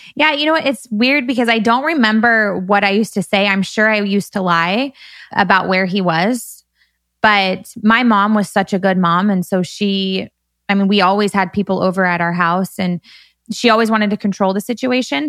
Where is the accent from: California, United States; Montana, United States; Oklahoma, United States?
California, United States; Bakersfield; moved away as an adult; now in Newport Beach, United States; growing up in Bakersfield